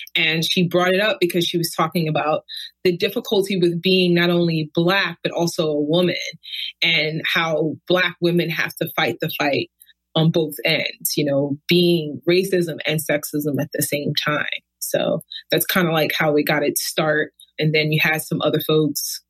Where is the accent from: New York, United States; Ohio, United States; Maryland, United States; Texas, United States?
New York, United States; New York City; moved away as an adult; also born or lived in California; now in Davis, United States; I was born and raised in Brooklyn, lived there pretty much my entire life.